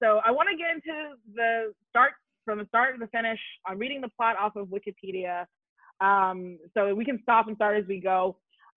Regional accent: Lansing, Michigan, United States; I'm from Lansing

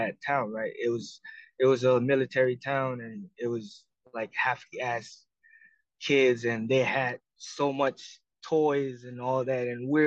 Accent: Marshall Islands; moved away as an adult; also born or lived in Hawaii; now in United States; I was born and raised in the Marshall Islands

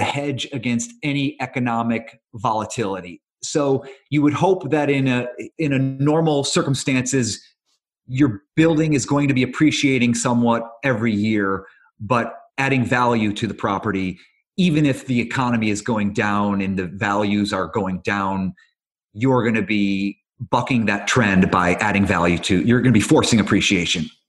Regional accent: Cleveland, Ohio, United States; moved away as an adult; also born or lived in New York; now in Los Angeles, United States; So I grew up in Cleveland

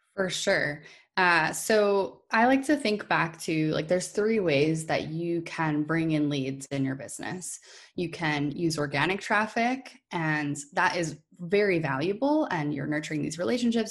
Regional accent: New Hampshire, United States; moved away as an adult; now in Maine, United States; I actually grew up in New Hampshire, too

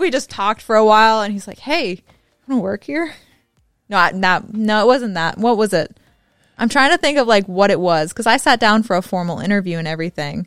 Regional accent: the South, United States; I'm from the South, so I talk real fast.

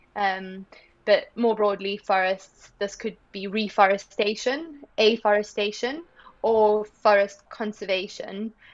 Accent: South Africa; growing up in South Africa made a big impact on me.

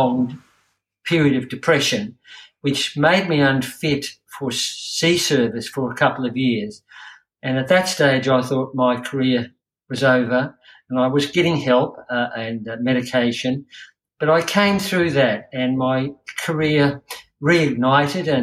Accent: Queensland, Australia; I'm a Queenslander.

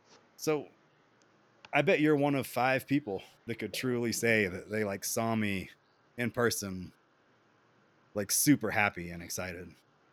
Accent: the South, United States; Like I grew up in the South and, you know, I've been to North Carolina, Georgia, you know, I've been to like states, but I've never really like been out there.

